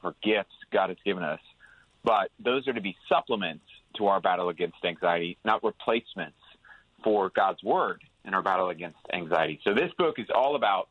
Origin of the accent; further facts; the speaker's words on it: Houston, Texas, United States; I'm from the South, and I'm from Houston